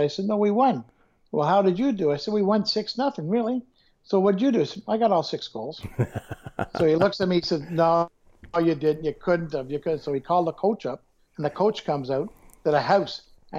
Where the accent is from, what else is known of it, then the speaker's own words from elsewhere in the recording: Montreal, Quebec, Canada; moved away; I'm from Montreal